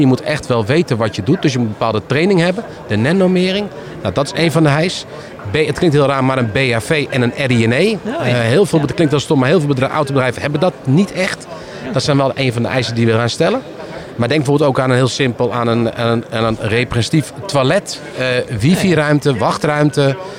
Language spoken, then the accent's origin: Dutch; Netherlands; wij in Nederland doen. Want we, eh, ja, wij, zijn een heel raar volk met z'n allen, een klein landje